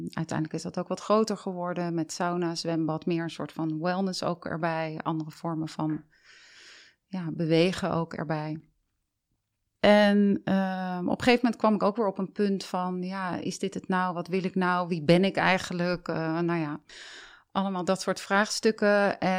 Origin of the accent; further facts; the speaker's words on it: Delft, South Holland, Netherlands; born there; ik ben dus geboren in Delft, heb daar maar kort gewoond.